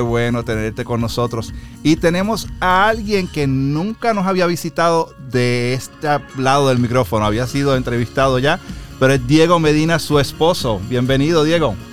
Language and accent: Spanish; Puerto Rico; moved away; also born or lived in United States; Yo soy de Puerto Rico.